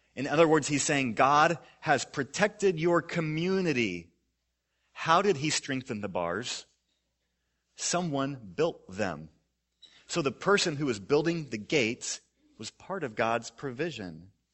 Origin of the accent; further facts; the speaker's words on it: Missouri, United States; I grew up in Missouri